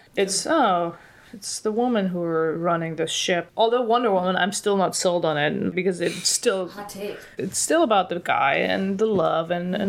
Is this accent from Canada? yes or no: no; Paris, Île-de-France, France; French. I was born in Paris.